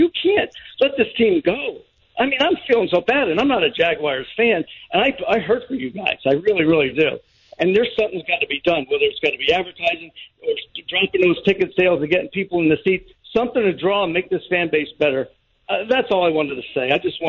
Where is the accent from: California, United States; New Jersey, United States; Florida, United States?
Florida, United States; South; moved away as an adult; now in St. Augustine, United States; Obviously, I come from South Florida, and I'd seen the transition when I was a kid.